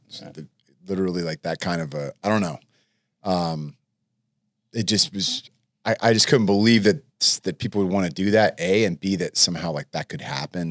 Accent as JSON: {"language": "English", "town": "El Cerrito", "region": "California", "country": "United States", "tie": "born or raised there", "also_born_or_lived": "Oak Ridge, Tennessee", "said": "I grew up mostly in El Cerrito"}